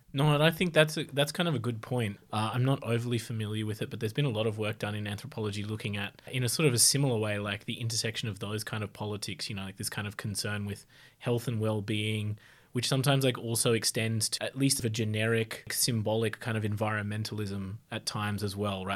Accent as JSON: {"language": "English", "country": "Australia", "said": "I'm white Australian, uh, from a small country town"}